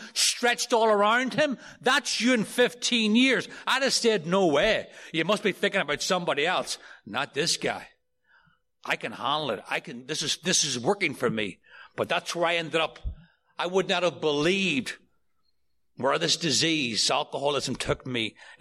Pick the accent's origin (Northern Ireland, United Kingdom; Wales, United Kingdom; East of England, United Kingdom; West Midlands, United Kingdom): Northern Ireland, United Kingdom; outside Belfast; moved away as an adult; now in New York City, United States; I grew up outside of Belfast in Northern Ireland